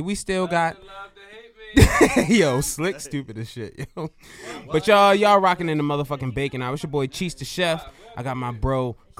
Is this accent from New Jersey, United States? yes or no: no; Baltimore, Maryland, United States; I'm from Baltimore.